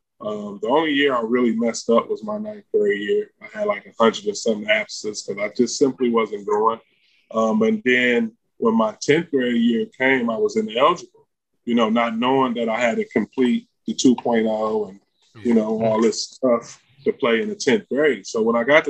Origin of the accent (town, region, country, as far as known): Detroit, Michigan, United States; born or raised there; now in Los Angeles, United States